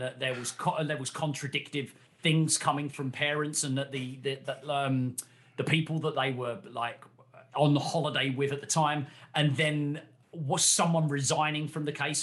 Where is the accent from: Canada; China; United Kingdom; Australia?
United Kingdom; ourselves being British